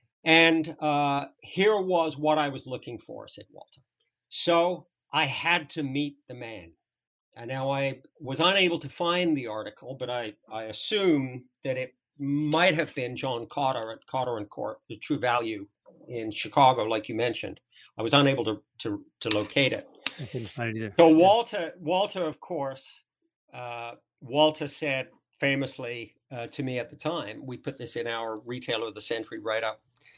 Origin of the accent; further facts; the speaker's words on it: St. Jacobs, Ontario, Canada; because I grew up in Hollinger Hardware in St. Jacobs, and it was the old style hardware store